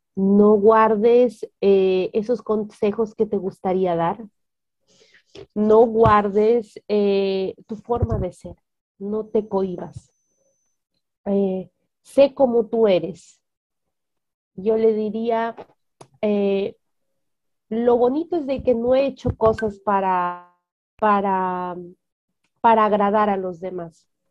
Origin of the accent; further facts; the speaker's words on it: Peru; Tengo 26 años, soy peruana